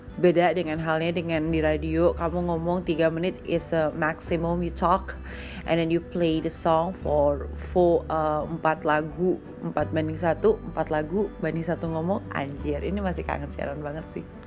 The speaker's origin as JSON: {"language": "Indonesian", "region": "Bali", "country": "Indonesia", "tie": "born or raised there", "said": "aku asli Bali"}